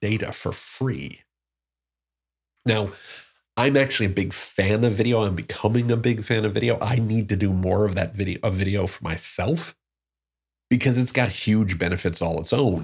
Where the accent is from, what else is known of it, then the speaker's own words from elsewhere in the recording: Newark, New Jersey, United States; I'm from Newark, New Jersey, uh, born and raised